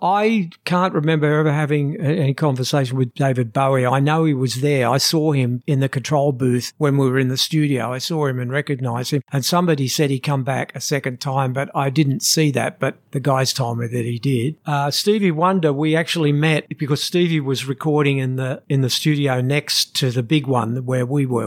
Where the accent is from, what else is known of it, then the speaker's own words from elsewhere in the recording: Australia; we come from Australia